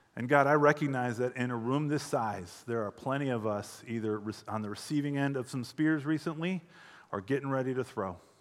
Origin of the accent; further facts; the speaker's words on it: hometown near Deerfield, Illinois, United States; moved away as an adult; also born or lived in Phoenix, Arizona; I was 24 when we decided to move back to my hometown